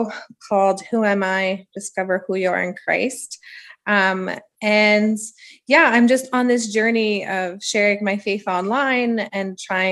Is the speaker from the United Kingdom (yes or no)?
no; Ottawa, Ontario, Canada; now in Edmonton, Canada; I'm from Ottawa. And so that's where I grew up